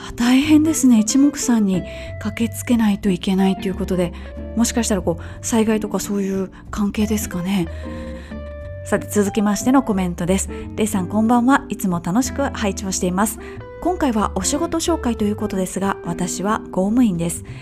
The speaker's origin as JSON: {"language": "Japanese", "country": "Japan", "said": "我々日本人"}